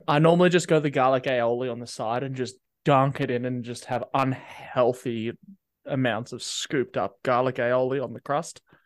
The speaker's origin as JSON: {"language": "English", "country": "Australia", "said": "We're from Australia"}